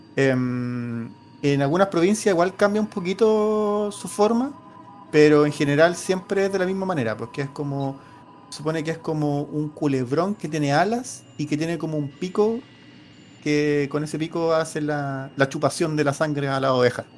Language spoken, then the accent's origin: Spanish; Chile; está como dentro de nuestra y idiosincrasia como chileno